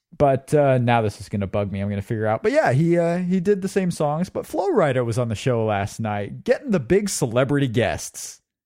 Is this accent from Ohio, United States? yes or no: no; Indiana, United States